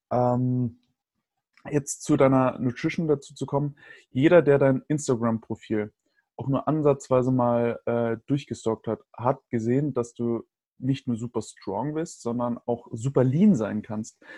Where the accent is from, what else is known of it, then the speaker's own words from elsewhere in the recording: Bavaria, Germany; also ich bin ja in Bayern groß geworden, da hast du alle sechs Wochen auf jeden Fall Ferien.